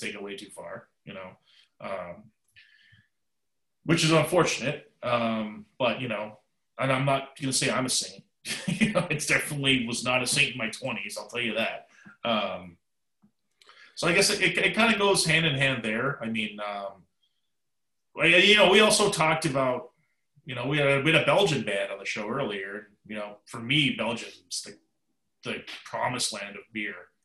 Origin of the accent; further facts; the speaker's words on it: Canada; I'm Canadian